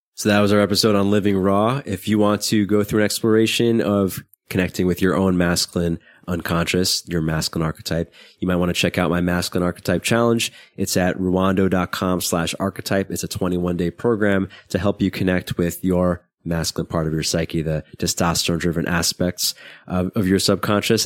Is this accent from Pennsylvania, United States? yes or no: no; New York City, New York, United States; I grew up in Brooklyn, not in a particularly bad neighborhood